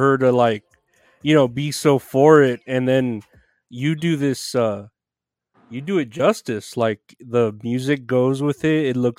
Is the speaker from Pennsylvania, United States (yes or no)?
no; Uvalde, Texas, United States; my hometown was, like, one of Uvalde, Texas